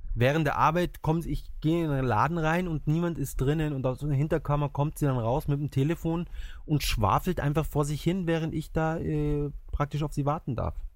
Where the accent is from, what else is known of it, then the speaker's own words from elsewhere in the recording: Germany; now in Japan; bei uns in Deutschland